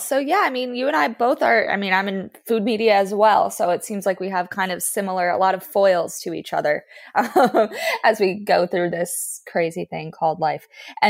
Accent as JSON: {"language": "English", "region": "South Florida", "country": "United States", "tie": "born or raised there", "said": "I grew up in South Florida, so like New York light"}